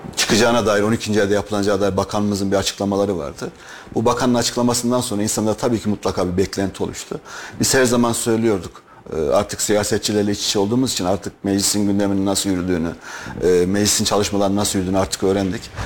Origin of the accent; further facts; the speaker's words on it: Kayseri, Kayseri Province, Turkey; Ben Kayseri doğumluyum